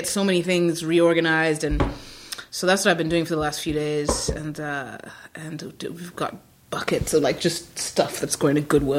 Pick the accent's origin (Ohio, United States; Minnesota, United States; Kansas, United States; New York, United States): New York, United States; I'm a New Yorker, too